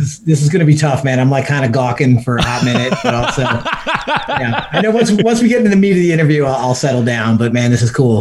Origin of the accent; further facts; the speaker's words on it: Philly burbs, Pennsylvania, United States; it was wild growing up and growing up in the Philly burbs